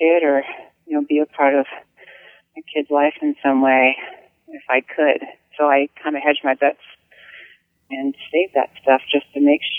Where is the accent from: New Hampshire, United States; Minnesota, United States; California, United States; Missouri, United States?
New Hampshire, United States; for me, growing up in New Hampshire